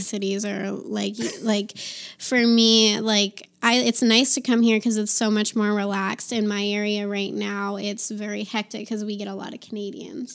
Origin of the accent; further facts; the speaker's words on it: East Coast, United States; moved away as an adult; now in Nevada, United States; I'm from the East Coast